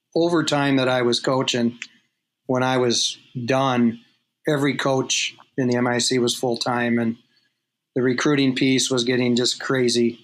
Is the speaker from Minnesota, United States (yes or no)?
yes; Edina, Minnesota, United States; I grew up in Edina